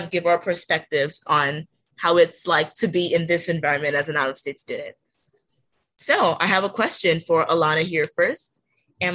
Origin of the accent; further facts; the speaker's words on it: Townsend, Delaware, United States; moved away as an adult; also born or lived in Nigeria; now in Los Angeles, United States; I'm from Townsend, Delaware.